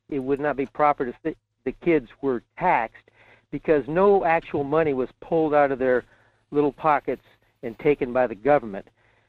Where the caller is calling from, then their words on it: Fairbanks, Alaska, United States; in Fairbanks.